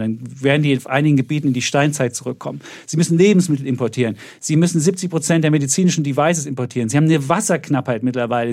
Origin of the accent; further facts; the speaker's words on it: East Germany, Germany; habe das zweite Mal Begrüßungsgeld mehr als Ossi geholt